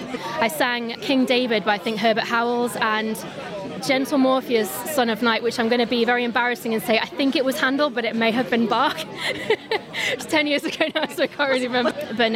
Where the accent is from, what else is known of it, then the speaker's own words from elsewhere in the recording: Douglas, Isle of Man; I'm very much a Manx girl, born and raised in Douglas